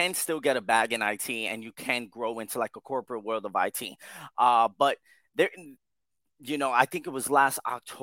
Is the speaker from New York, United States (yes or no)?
yes; Yonkers, New York, United States; also born or lived in Bronx, New York; I was born in the Bronx and raised in Yonkers all my life, and I'm currently in Yonkers, New York now